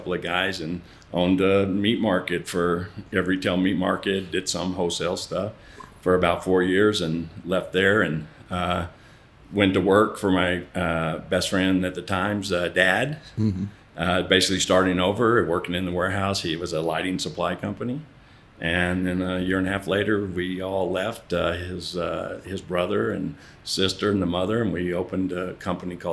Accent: Ardmore, Oklahoma, United States; moved away; also born or lived in Las Vegas / Dallas / Santa Fe; we lived in Ardmore, Oklahoma, is where I grew up.

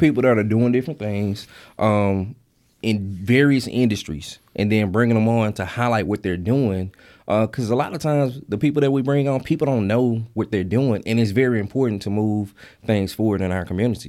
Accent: Mississippi Delta, United States; I grew up in the Mississippi Delta, and church was a big thing for us

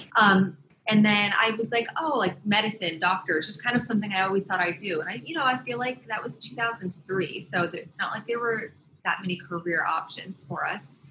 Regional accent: upstate New York, United States; also born or lived in Los Angeles, California / Boston, Massachusetts; now in New York, United States; I grew up between upstate New York and LA.

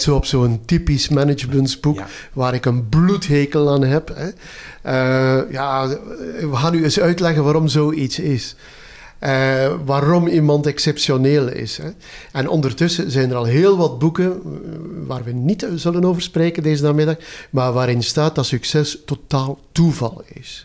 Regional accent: Zerkegem, Flanders, Belgium; also born or lived in Ghent; ik ben geboren in Zerkegem. Dat is een gat in de grond in West-Vlaanderen.

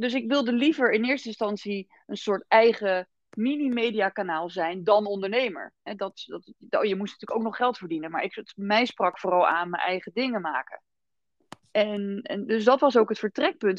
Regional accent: Rotterdam, South Holland, Netherlands; ik kom uit Rotterdam

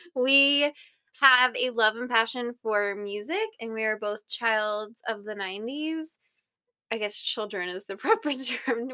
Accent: Ohio, United States; moved away as an adult; We're from Ohio, from the Midwest, and we are currently at this moment in Arizona

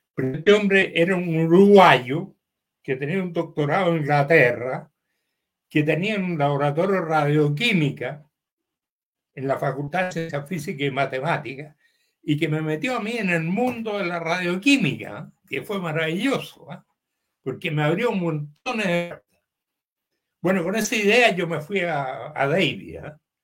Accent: Valparaíso, Chile; also born or lived in Santiago, Chile / Davis, California, United States / Limache, Chile; yo viví con ellos en mi juventud temprana, hasta los 12 años por ahí, cuando estudié en la escuela italiana en Valparaíso

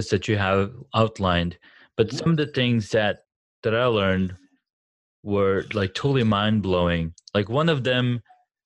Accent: Saudi Arabia; moved away; we grew up back in the Saudis

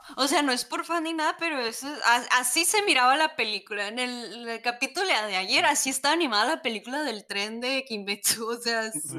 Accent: Mexico; somos mexicanos

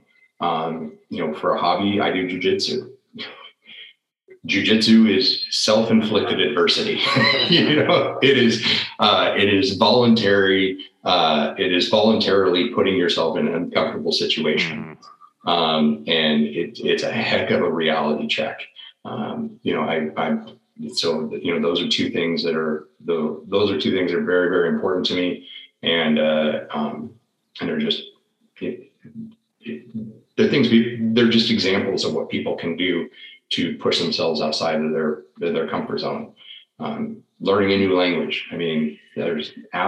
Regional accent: the Northwest, Pacific Northwest, United States; moved away as an adult; also born or lived in Washington; now in Florida, United States; I grew up in the Northwest and my wife grew up in Alaska

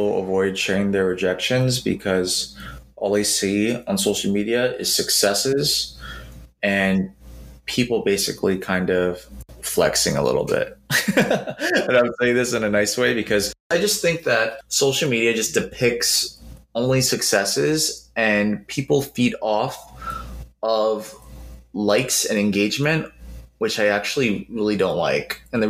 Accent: Philippines; And I love basketball, not just because I'm Filipino, yes, but because I love basketball.

